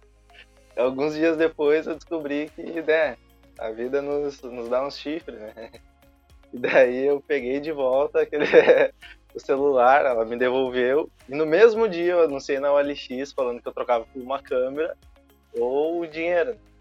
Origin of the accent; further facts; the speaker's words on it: Alvorada, Rio Grande do Sul, Brazil; Eu sou de Alvorada, tenho 21 anos